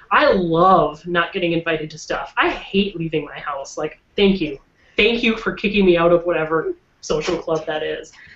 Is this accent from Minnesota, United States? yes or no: yes; Minnesota, United States